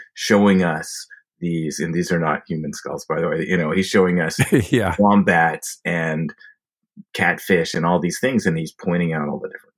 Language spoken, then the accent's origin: English; Chapel Hill, North Carolina, United States; also born or lived in New Haven, Connecticut; And then we moved to Chapel Hill, North Carolina. So I grew up there